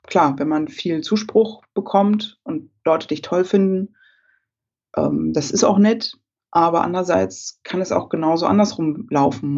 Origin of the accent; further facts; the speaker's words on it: Berlin, Germany; Ich äh, komme ja aus Berlin und ähm, wohne da auch und äh, das ist meine Heimat.